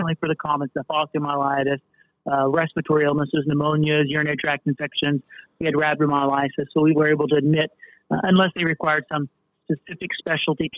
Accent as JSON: {"language": "English", "area": "Wayne County", "region": "West Virginia", "country": "United States", "tie": "born or raised there", "lives_now": "Charleston, United States", "said": "So born and raised in West Virginia. Actually, I came from a more rural area of Wayne County in West Virginia."}